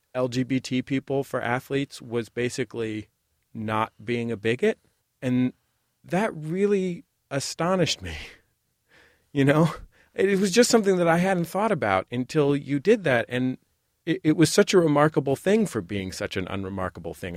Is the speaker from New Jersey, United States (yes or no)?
no; San Francisco, California, United States; I'm from San Francisco and grew up in the Bay Area